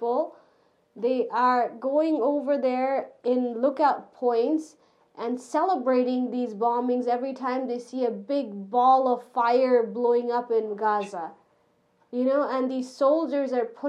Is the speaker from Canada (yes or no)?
yes; Canada; I'm Canadian.